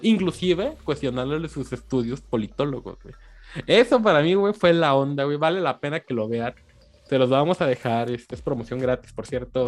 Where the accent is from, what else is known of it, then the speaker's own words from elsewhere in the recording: Mexico; uno como mexicano lo vive